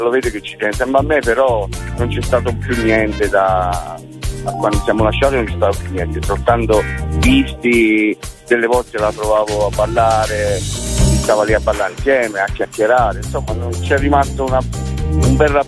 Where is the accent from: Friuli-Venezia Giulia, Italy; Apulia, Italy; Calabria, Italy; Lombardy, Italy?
Calabria, Italy; now in Tuscany, Italy; a origine sono calabrese, sono venuto in Toscana nell'89